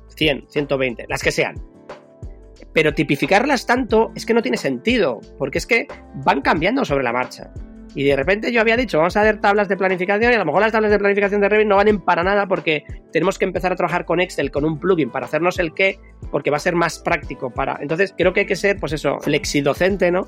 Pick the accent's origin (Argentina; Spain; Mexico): Spain; Madrid, Community of Madrid; now in Bilbao, Spain; Que yo en mi propio barrio, donde yo nací, en Madrid, un barrio de, de hortaleza, de obreros